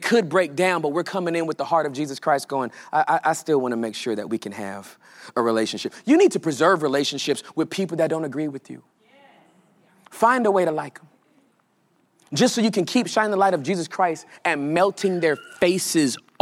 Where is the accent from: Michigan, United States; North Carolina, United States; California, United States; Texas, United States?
California, United States; I'm from California, born and raised